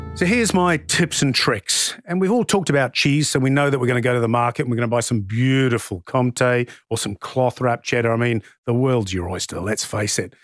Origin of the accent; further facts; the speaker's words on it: England, United Kingdom; now in Australia; I'm from England originally. Mum still lives in the U K.